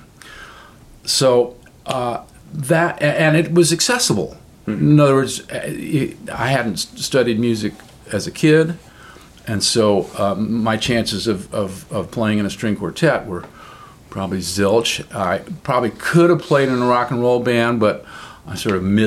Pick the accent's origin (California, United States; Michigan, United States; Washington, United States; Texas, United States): Washington, United States; Seattle; a kid from Seattle